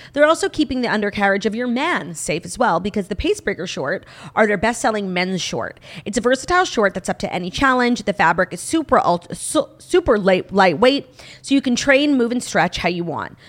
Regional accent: New York, United States; I'm a New Yorker

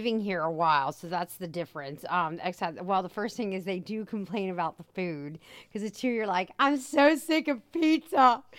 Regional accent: United States; moved away as an adult; now in Rome, Italy; we come from the States

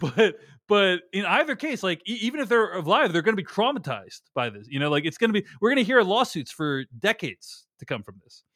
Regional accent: United States; as an American

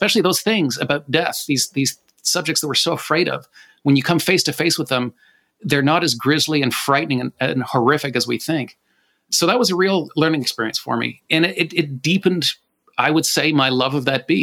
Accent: Canada; I'm Canadian

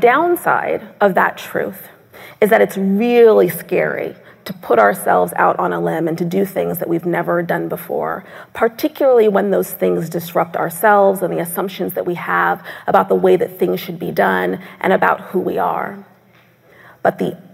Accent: Seattle, Washington, United States; moved away; also born or lived in Tacoma, Washington; I was born 9 months later at Fort Lewis Army Base in Tacoma, Washington, which is how I'm from Seattle

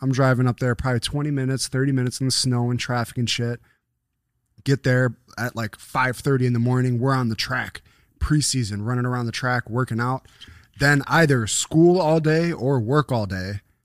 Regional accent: Buffalo, New York, United States; But it was my hometown. I was still, I was in fucking, uh, next to Delaware Park where me and Jamal lived.

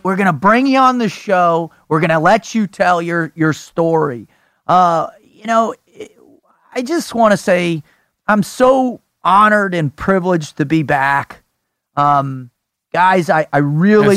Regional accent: South Florida, United States; growing up in South Florida

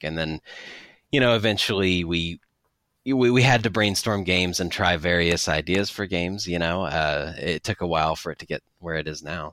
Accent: near Knoxville, East Tennessee, United States; I grew up in the East Tennessee area in the United States, so, uh, kinda near Knoxville

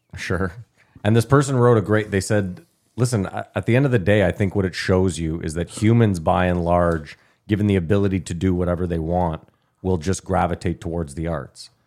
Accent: Canada; we're Canadian.

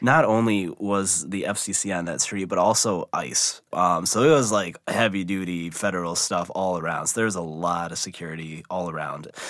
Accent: Midwest, United States; I was born and raised in the Midwest

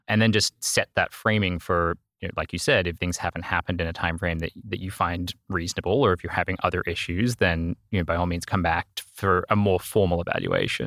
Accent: Australia; accent: Australian; moved away as an adult; also born or lived in Northern Virginia / Vermont; now in Miami, United States; I'm originally Australian, if you pick up an accent, that's where I'm from.

